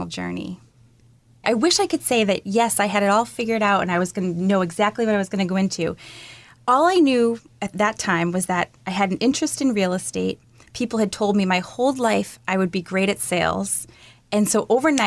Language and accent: English; Salem, Massachusetts, United States; I grew up in Salem, Mass